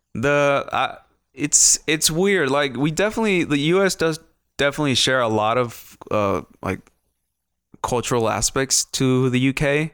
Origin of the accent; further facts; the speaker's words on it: Ciudad Juarez, Chihuahua, Mexico; moved away; also born or lived in London; I grew up in, uh, what used to be a small town, not, not a big ass city, um, Ciudad Juarez, Chihuahua, Mexico.